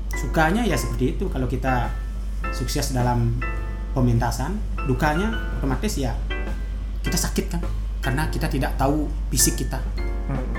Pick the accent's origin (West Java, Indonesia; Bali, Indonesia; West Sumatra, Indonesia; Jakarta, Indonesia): Bali, Indonesia; Gianyar Regency; di desa saya